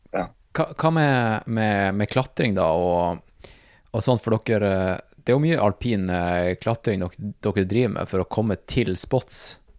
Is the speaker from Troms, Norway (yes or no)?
yes; Tromsø, Troms, Norway; also born or lived in United States; Det er jo jeg også